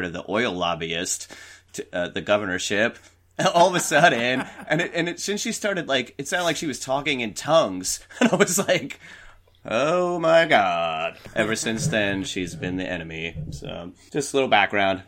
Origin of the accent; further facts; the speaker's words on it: New York City suburbs, United States; moved away as an adult; I grew up in New York, in this New York City suburbs.